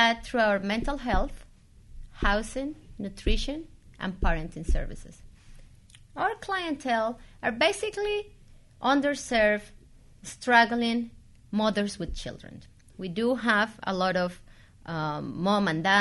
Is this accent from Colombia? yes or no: yes; Colombia; moved away as an adult; now in United States; I started my career back in Colombia. I'm from Colombia. I migrated to the U.S. 17 years ago.